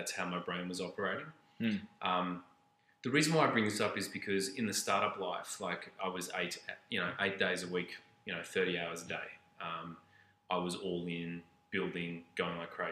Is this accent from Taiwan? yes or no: no; Australia; moved away as an adult; now in Canada; being Australian and moving to Canada